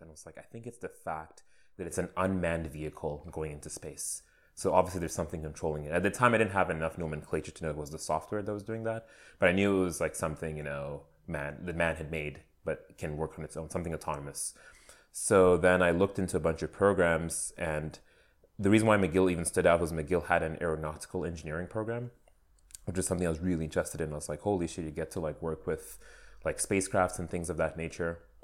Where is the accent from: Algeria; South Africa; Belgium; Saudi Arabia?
Saudi Arabia; moved away as an adult; now in Canada; I was born and raised in Saudi Arabia in the Middle East